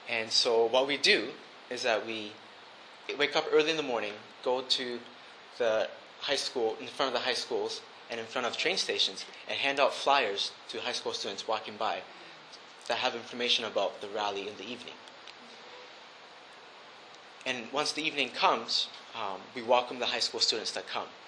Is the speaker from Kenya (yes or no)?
no; Japan; And because of that, I grew up in Japan and instead of going to a boarding school, my parents sent me to the local Japanese school.